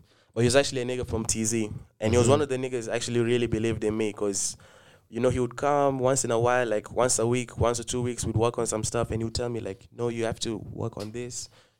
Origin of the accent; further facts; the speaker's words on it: Kenya; moved away; ever since I came back to Kenya, I think also being Kenyan is easy to relate with people here.